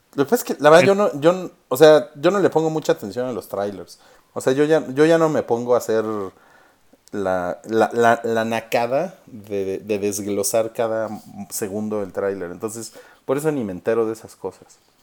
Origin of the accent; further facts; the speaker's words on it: Mexico; soy mexicano